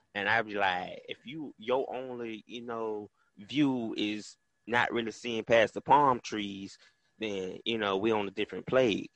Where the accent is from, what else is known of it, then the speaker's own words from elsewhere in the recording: Tallahassee, Florida, United States; I'm from the North Florida area, hailing from Tallahassee, Florida. Shout out to the 850